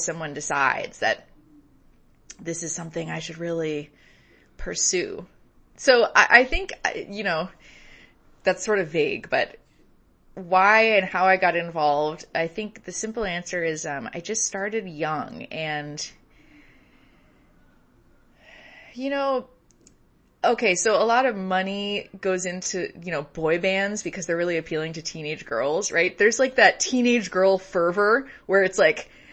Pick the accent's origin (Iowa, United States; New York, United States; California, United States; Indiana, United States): California, United States; San Francisco Bay Area; born or raised there